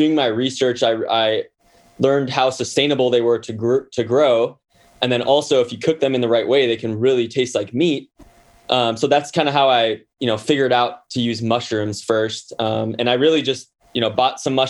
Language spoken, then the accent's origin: English; Hawaii, United States; moved away as an adult; also born or lived in New York City; growing up in Hawaii